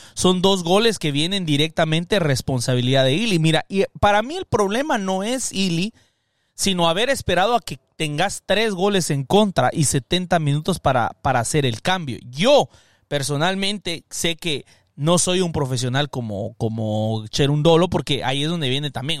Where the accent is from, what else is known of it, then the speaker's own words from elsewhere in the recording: Guatemala; now in United States; soy centroamericano guatemalteco, pero que resido acá en los Estados Unidos.